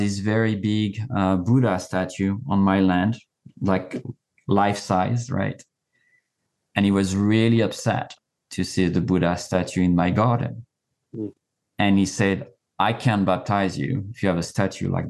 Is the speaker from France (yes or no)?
yes; France; moved away; I was born and raised in France